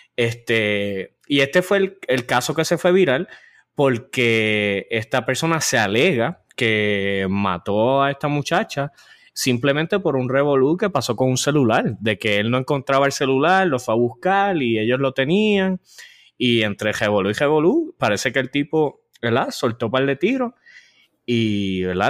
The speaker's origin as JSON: {"language": "Spanish", "region": "San Juan metropolitan area", "country": "Puerto Rico", "accent": "área metro de Puerto Rico", "said": "nuestro acento hasta ahora, el área metro de Puerto Rico."}